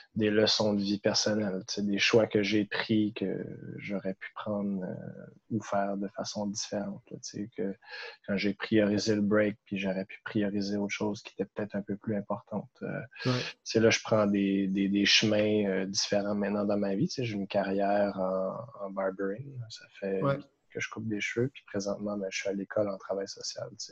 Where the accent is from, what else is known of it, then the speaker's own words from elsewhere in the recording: Gatineau, Quebec, Canada; moved away as an adult; now in Montreal, Canada; je suis de Gatineau